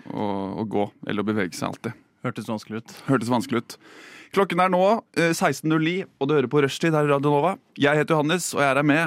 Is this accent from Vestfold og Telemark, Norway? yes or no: yes; Notodden, Vestfold og Telemark, Norway; Jeg er fra Notodden.